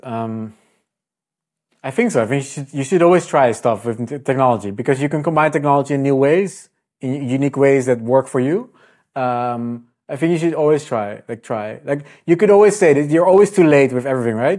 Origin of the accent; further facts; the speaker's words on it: Netherlands; I'm Dutch